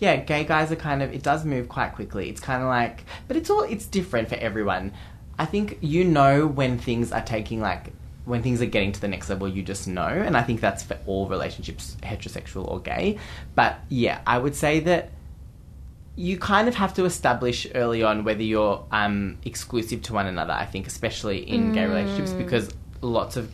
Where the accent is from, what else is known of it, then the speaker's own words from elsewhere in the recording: Geelong, Victoria, Australia; Geelong, my hometown